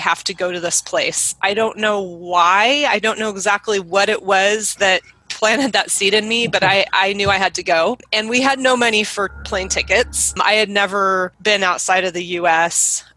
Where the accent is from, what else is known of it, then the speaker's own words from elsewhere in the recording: Oregon, United States; I grew up in Oregon, where I still live.